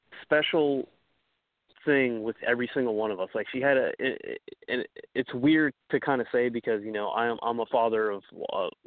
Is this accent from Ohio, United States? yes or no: yes; Ohio, United States; also born or lived in New York; we moved to Ohio from New York when I was around 6 and a half, going on 7